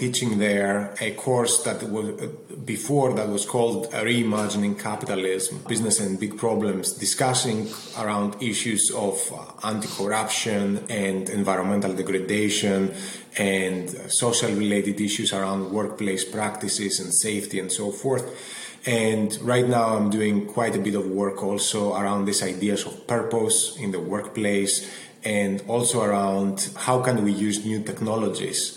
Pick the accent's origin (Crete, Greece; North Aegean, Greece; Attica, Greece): Attica, Greece; Athens; moved away as an adult; also born or lived in London; now in Boston, United States; I grew up in Athens in Greece, and that shaped a lot of my experience